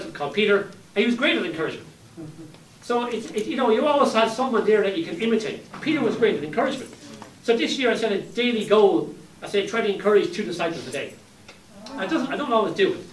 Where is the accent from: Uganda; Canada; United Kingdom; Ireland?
Ireland; when I was growing up in Ireland, many years ago